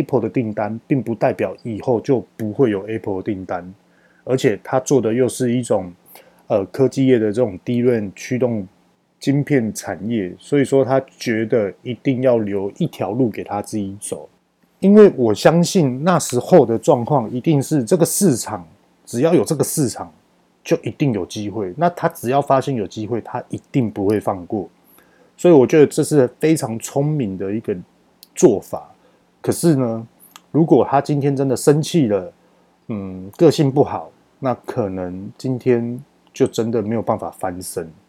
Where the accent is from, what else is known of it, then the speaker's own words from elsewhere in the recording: Taiwan; 那我们台湾人去跟美国告这种大型公司根本告不动